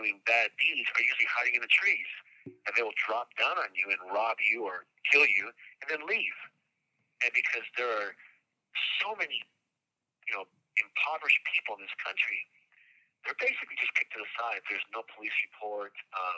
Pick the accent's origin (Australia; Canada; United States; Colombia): Colombia; moved away; I'm from Colombia, and the last time I was there was 1981